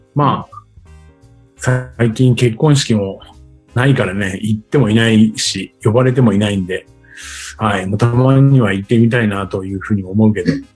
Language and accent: Japanese; Tokyo, Japan; also born or lived in Chiba; 千葉で生まれて東京で育った